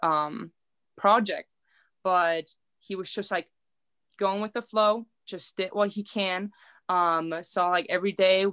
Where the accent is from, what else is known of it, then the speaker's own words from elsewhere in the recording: Germany; also born or lived in Nevada; now in Reno, United States; Growing up in a little town, in my town, we didn't have homeless people. We only like 1,200 people there.